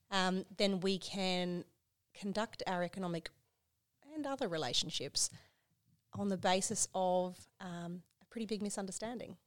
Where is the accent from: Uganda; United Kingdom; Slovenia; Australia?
Australia; Queensland; I'm from Queensland